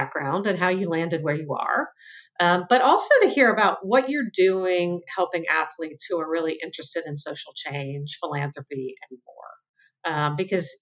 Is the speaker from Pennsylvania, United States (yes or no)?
yes; Pennsylvania, United States; I grew up in Pennsylvania